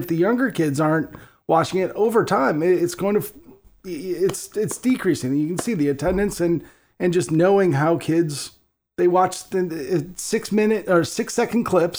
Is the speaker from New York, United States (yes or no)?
no; Oak Forest, Illinois, United States; I grew up in Oak Forest in the South Suburbs